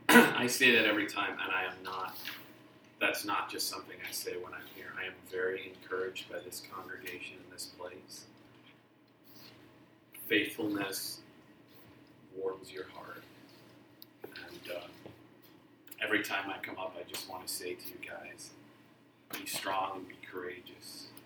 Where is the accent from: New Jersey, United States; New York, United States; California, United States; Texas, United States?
Texas, United States; accent: Texas; I realized at some point I have mostly lost my Texas accent, which I don't know whether I'm happy about or sad.